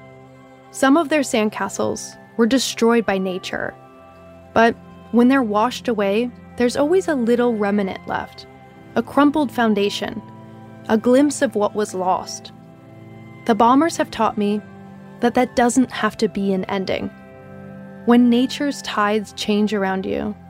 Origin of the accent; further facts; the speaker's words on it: Midwest, United States; now in Los Angeles, United States; I'm from the Midwest